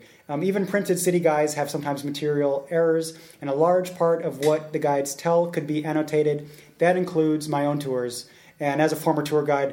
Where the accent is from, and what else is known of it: Corvallis, Oregon, United States; born or raised there; moved away as an adult; now in Czech Republic